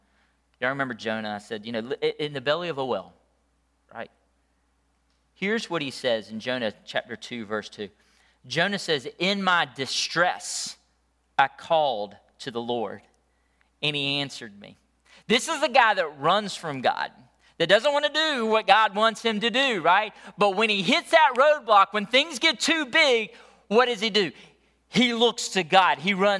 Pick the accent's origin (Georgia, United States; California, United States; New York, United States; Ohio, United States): Georgia, United States; Leslie; I remember growing up in Leslie, Georgia. How many of y'all know where Leslie is?